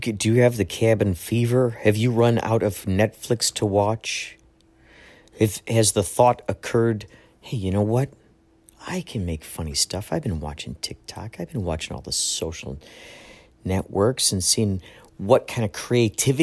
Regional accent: Chicago, Illinois, United States; now in California, United States; I'm originally from Chicago

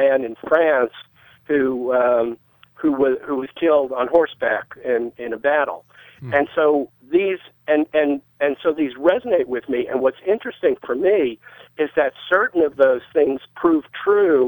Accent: New York, United States; I grew up in New York

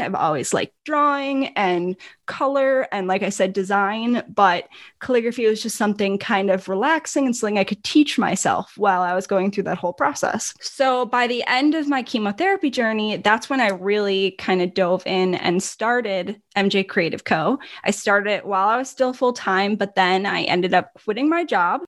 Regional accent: Milwaukee, Wisconsin, United States; accent: northern; also born or lived in Minnesota; I am from Milwaukee, Wisconsin, and So I have, although I hate to admit it, I do have a little bit of a northern accent.

